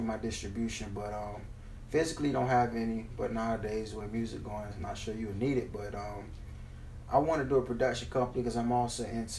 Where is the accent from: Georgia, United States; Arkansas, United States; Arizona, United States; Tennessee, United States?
Georgia, United States; Savannah; Born and raised in Savannah